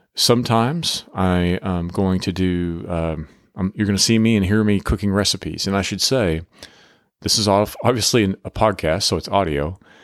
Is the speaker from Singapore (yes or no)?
no; Oklahoma, United States; now in Texas, United States; we both come from Oklahoma, we're living in Texas now, but we come from Oklahoma, kinda agricultural and country backgrounds